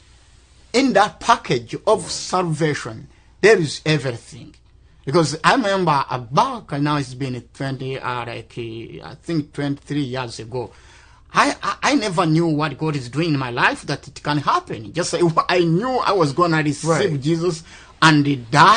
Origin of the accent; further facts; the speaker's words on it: Rwanda; I'm from Rwanda